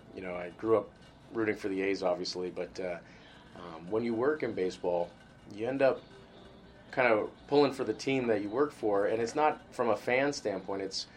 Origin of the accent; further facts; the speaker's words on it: Bay Area, California, United States; I grew up in the Bay Area